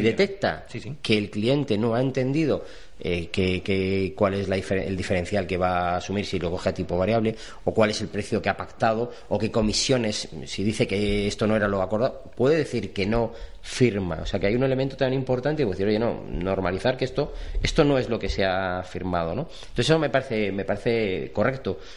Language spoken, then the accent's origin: Spanish; Spain; como buenos españoles